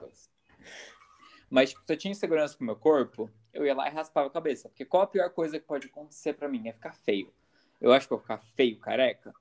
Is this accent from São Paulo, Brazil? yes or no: yes; a city near São Paulo, Brazil; não sou de São Paulo, São Paulo. Eu sou é. de uma cidade perto